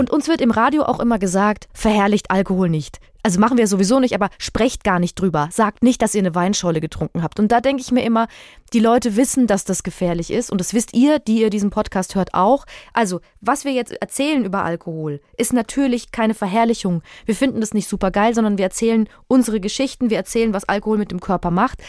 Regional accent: Würzburg, Bavaria, Germany; Also ich komme aus Würzburg

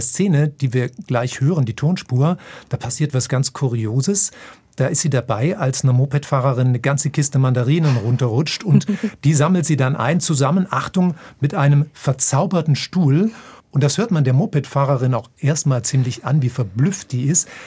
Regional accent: Germany; ich als Deutscher

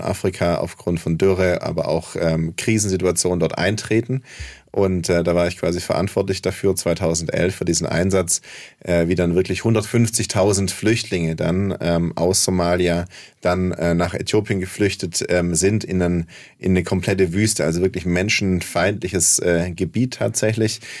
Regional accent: Heilbronn, Baden-Württemberg, Germany; auf dem Gaffenberg in Heilbronn, wo ich herkomme

